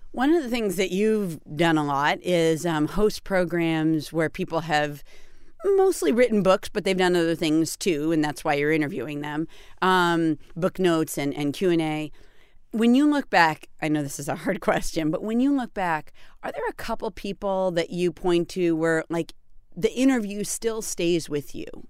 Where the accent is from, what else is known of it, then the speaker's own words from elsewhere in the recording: Peterborough, New Hampshire, United States; I was born in Peterborough, New Hampshire